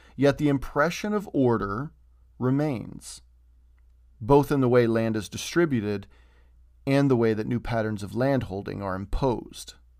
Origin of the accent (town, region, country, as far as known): United States